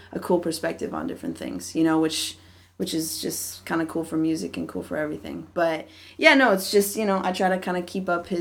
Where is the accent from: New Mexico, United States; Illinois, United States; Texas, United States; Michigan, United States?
Illinois, United States; Wilmette; moved away as an adult; also born or lived in Evanston, Illinois; now in California, United States; I was born in Evanston, Illinois, which is where Northwestern University is, but I grew up in Wilmette, Illinois, which is a town. It's about 30 minutes north of Chicago